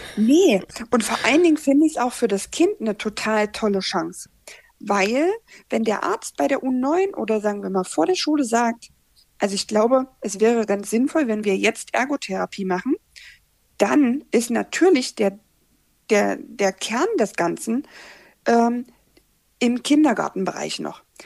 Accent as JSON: {"language": "German", "town": "Magdeburg", "region": "Saxony-Anhalt", "country": "Germany", "said": "ich bin aus Magdeburg"}